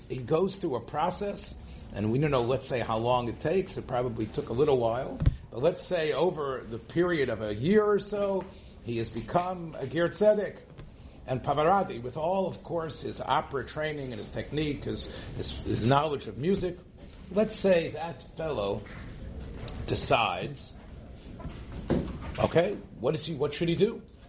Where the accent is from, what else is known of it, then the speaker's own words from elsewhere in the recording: Memphis, Tennessee, United States; I'm from Memphis, but again, I don't know if … would ever sing Kol Nidre.